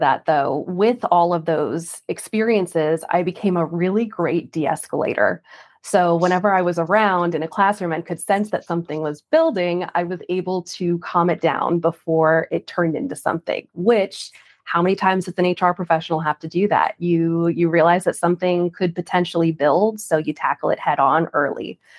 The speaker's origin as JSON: {"language": "English", "region": "New York", "country": "United States", "lives_now": "Dallas, United States", "said": "New York."}